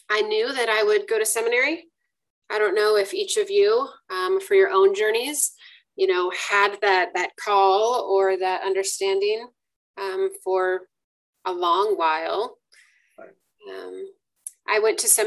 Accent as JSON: {"language": "English", "region": "Iowa", "country": "United States", "tie": "born or raised there", "lives_now": "Greensboro, United States", "said": "I still claim that I'm a Midwesterner uh, because I grew up in Iowa. My family in Iowa hears a Southern accent, but my in laws in the South don't claim that I'm a Southerner."}